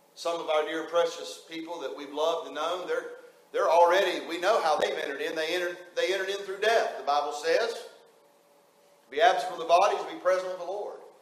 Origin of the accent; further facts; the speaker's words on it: West Virginia, United States; moved away; just a West Virginia hillbilly